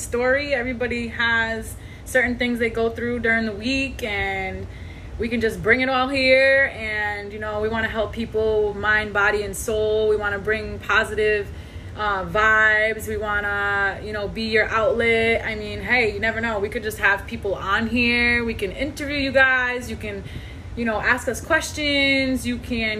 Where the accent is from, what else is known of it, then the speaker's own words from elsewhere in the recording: Rhode Island, United States; moved away as an adult; now in Virginia, United States; I'm from Rhode Island, but I am currently in Virginia because of military